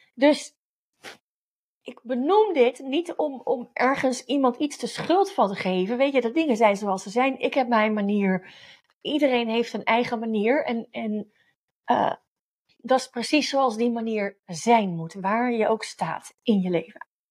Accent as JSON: {"language": "Dutch", "country": "Netherlands"}